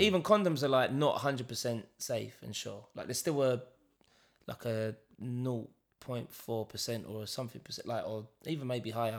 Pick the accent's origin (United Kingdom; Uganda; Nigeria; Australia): United Kingdom; London; we're being from East London